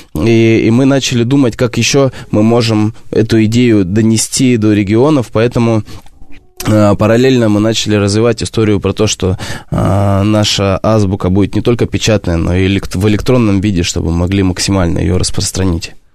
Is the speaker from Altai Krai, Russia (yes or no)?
yes; Barnaul, Altai Krai, Russia; Я из Сибири